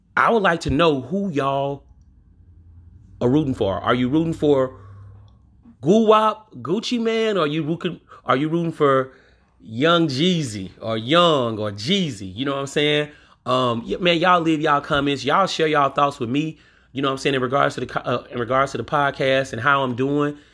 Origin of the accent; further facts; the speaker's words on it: Louisiana, United States; from my home state, Louisiana